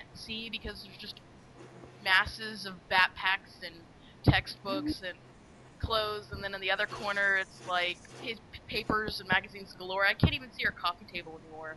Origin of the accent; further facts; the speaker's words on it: Texas, United States; now in Memphis, United States; I am from Texas, and I now live in Memphis.